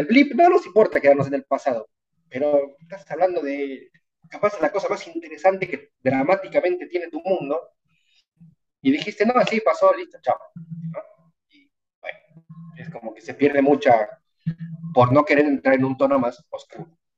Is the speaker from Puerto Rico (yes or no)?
no; Bolivia; soy boliviano